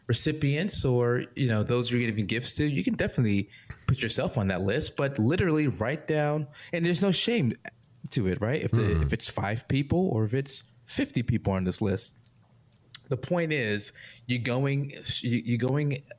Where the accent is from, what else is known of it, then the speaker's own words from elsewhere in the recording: New York, United States; moved away; I'm from New York